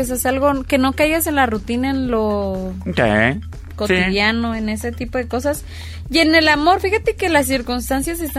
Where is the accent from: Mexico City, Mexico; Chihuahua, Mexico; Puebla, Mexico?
Chihuahua, Mexico; somos de Chihuahua.